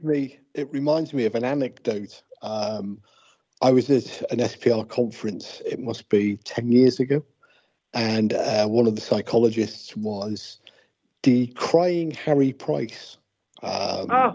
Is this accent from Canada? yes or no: no; England, United Kingdom; now in Wales, United Kingdom; I'm not I'm not originally Welsh. I'm English